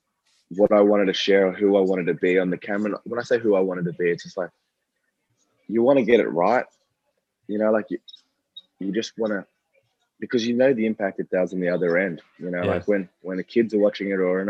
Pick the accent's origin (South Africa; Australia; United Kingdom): Australia; being Australian